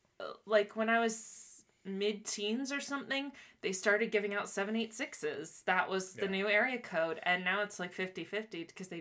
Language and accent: English; Miami, Florida, United States; Even though I was born in Miami.